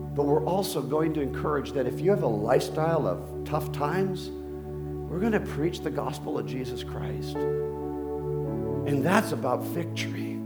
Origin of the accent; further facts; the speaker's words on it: Bogotá, Colombia; moved away; I was born in Colombia, Bogota.